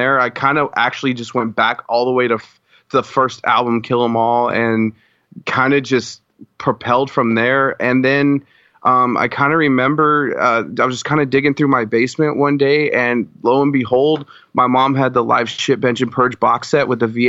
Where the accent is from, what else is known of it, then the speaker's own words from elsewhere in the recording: Colorado, United States; cause I'm originally from Colorado. {S1} Okay. {S2} So I was born and raised there, and I spent 25 years there of my life. I'm 27 now.